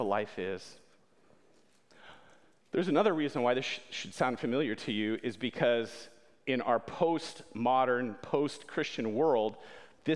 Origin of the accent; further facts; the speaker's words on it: Winona Lake, Indiana, United States; also born or lived in Berlin; my colleague and teammate, Mike Yoder, and I, we both grew up here in Winona Lake